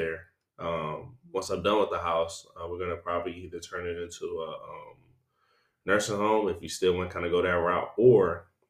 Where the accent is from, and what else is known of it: Detroit, Michigan, United States; moved away as an adult; now in California, United States